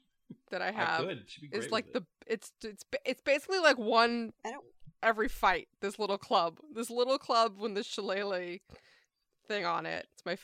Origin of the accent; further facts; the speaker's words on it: New York City, New York, United States; now in Brooklyn, United States; I am from Staten Island